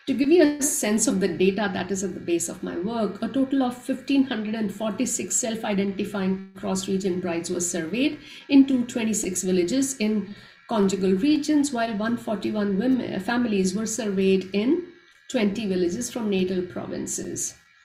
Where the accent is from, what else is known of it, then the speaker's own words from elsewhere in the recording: Punjab, India; I'm a Punjabi from North India